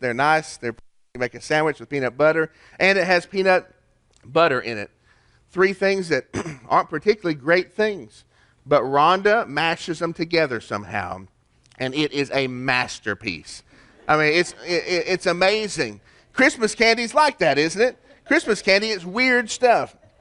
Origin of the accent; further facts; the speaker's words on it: Chattanooga, Tennessee, United States; In my town, my hometown, we got a place called Onion Bottom